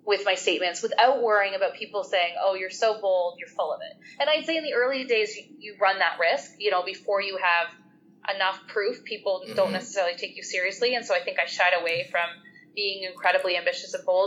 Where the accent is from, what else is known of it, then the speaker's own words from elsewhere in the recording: Canada; as Canadians